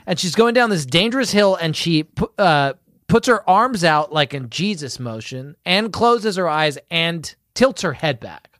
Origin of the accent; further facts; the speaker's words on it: United Kingdom; as a British man